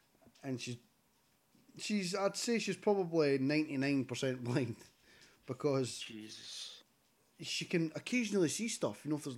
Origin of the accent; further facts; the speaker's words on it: Fife, Scotland, United Kingdom; I'm from, like, Fife.